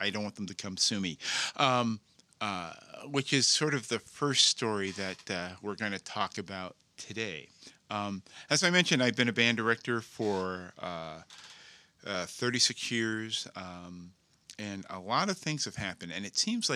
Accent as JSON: {"language": "English", "region": "New Jersey", "country": "United States", "tie": "born or raised there", "moved": "yes", "said": "I grew up in New Jersey, pretty much involved in the arts"}